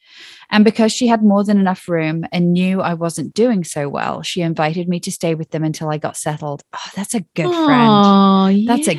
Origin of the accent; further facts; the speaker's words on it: Boston, Massachusetts, United States; moved away; also born or lived in New York City; I grew up outside of Boston and moved to New York City, where I met my friend Tracy in 1996.